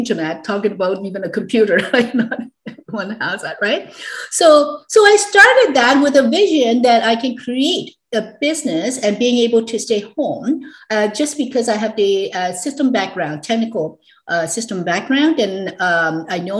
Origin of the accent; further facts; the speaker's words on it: Hong Kong; I was born and raised actually in Hong Kong back in the 60s, early 60s.